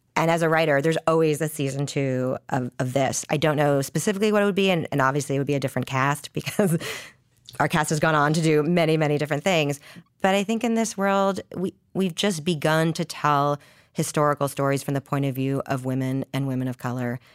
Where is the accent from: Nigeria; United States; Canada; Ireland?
Canada; I, I'm and from Canada.